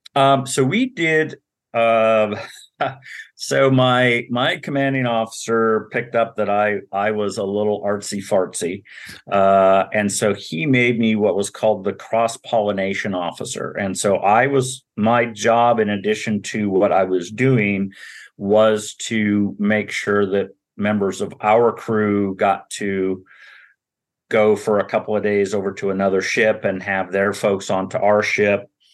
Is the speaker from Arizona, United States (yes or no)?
no; Montana, United States; moved away; we were middle class, growing up in Montana, seven kids